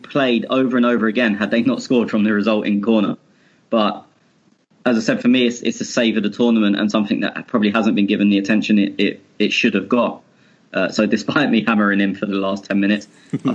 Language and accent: English; England, United Kingdom; I'm English.